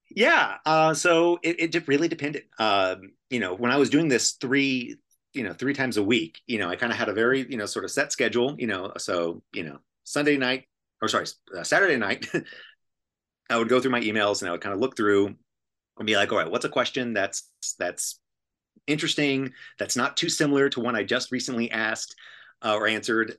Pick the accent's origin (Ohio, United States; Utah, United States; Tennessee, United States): Tennessee, United States; moved away; also born or lived in Toronto; I'm from, I'm from Tennessee